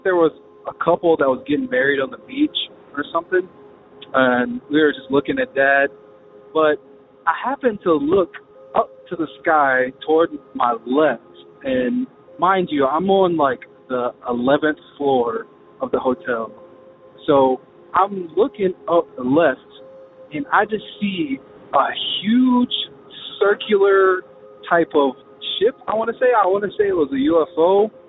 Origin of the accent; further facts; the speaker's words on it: Charlotte, North Carolina, United States; I'm …. I'm from Charlotte, North Carolina.